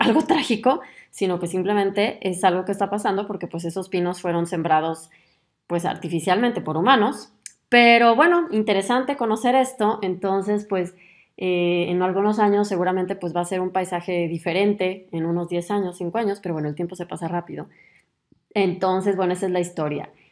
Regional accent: Mexico; moved away as an adult; now in Germany

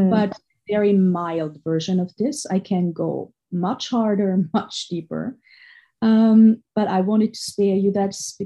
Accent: Austria; moved away; I grew up in Austria, and Austria is at the surface a very rich country

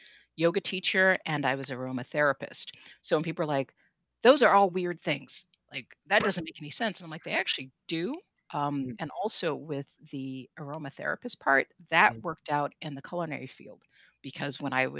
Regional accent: California, United States; now in New England, United States; I grew up in California

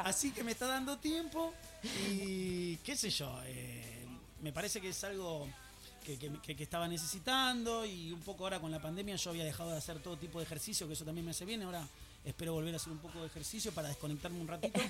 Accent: Buenos Aires, Argentina; now in Escobar, Argentina; Yo soy porteño soy de Villa del Parque, de Villa de Voto

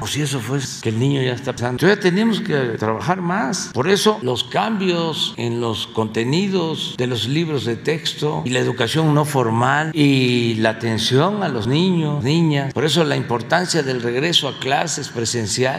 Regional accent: Mexico; somos muchos los mexicanos allá

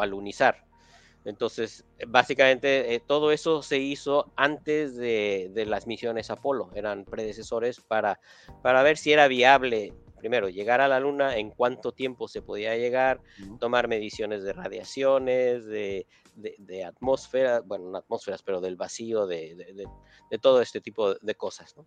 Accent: Mexico City, Mexico; moved away as an adult; also born or lived in Milwaukee, Wisconsin; now in Pasadena, United States; yo nací, crecí en la Ciudad de México

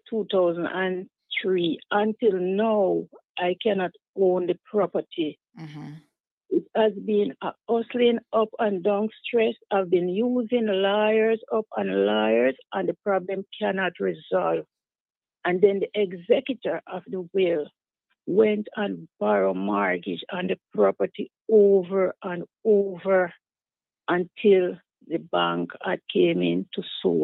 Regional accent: Jamaica; moved away; when I came from Jamaica, I came straight and lived with the couple.

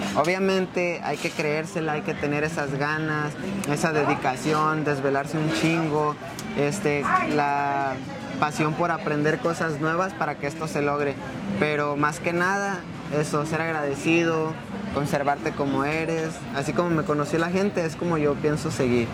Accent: Jalisco, Mexico; moved away as an adult; now in Denver, United States; nací en México, toda mi vida estuve viviendo en Jalisco y como a mis 18 años fue cuando vine a Estados Unidos

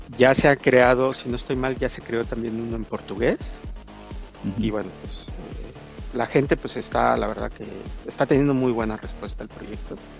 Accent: Mexico; yo soy de mexicano

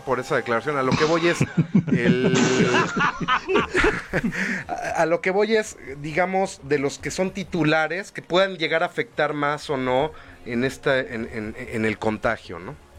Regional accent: Mexico; como mexicanos

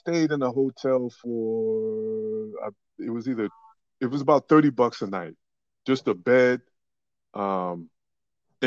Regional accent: New York City, New York, United States; also born or lived in Henrico County, Virginia; now in Richmond, United States; I'm born and raised in the Bronx.

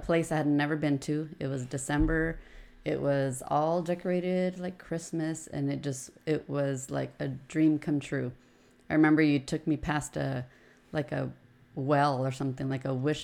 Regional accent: Oceanside, California, United States; We've born and raised in Oceanside. Both my parents are from Mexico, and all of us are from here in Oceanside.

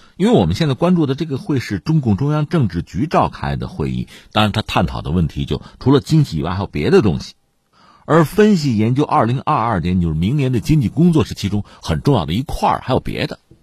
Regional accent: China; 我们中国人的习惯来讲呢

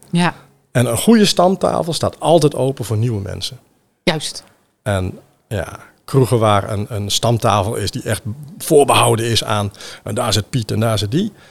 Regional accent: Randstad, Netherlands; Ik kom zelf uit de Randstad.

